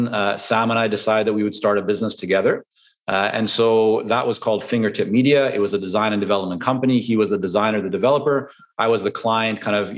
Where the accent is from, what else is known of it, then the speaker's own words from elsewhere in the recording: Vancouver, British Columbia, Canada; English is a second language; also born or lived in Toronto, Canada / Israel; growing up in Vancouver, you have a lot of influence from Asia